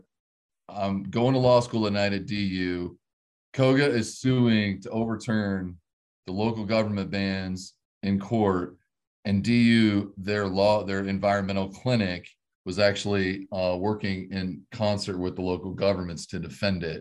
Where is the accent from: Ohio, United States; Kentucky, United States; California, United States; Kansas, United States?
Kansas, United States; Hays; moved away as an adult; also born or lived in Colorado; I'm from Kansas. I was born and raised here, here in Hayes, Kansas.